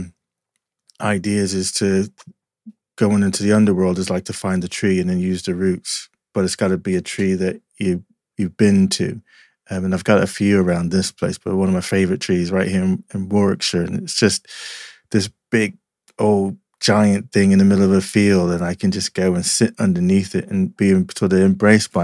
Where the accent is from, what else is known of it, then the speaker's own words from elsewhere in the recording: Asbury Park, New Jersey, United States; I grew up in New Jersey, Jersey Shore, Asbury Park kind of area